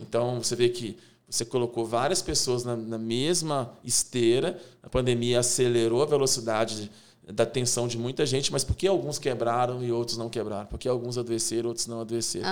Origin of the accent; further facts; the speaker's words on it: interior of Minas Gerais, Brazil; moved away as an adult; now in Belo Horizonte, Brazil; Sou do interior de Minas, né? Vim para Belo Horizonte em 98